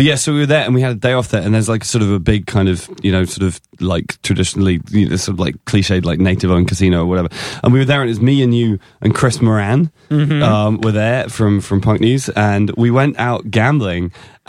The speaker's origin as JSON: {"language": "English", "region": "England", "country": "United Kingdom", "said": "as an Englishman I would call it poor form."}